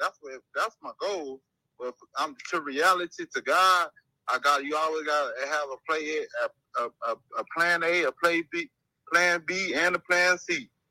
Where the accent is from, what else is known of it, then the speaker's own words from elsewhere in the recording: Cross Creek, Florida, United States; born there; now in Arizona, United States; Cross Creek, Florida, in Polk County.